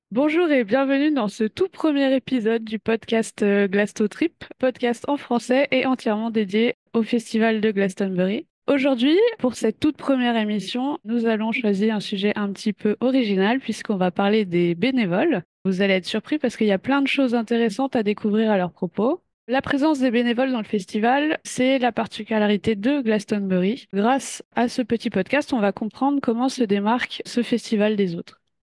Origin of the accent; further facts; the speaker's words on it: France; accent: French; ça s'entend qu'on est français, avec notre superbe accent